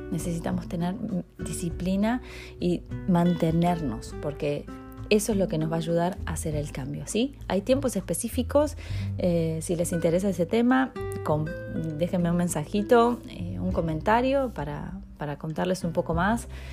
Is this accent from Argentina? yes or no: yes; Argentina; moved away as an adult; also born or lived in Mexico; soy argentina, viví 10 años en México, no puedo creerlo. Eh, regresé hace un año y medio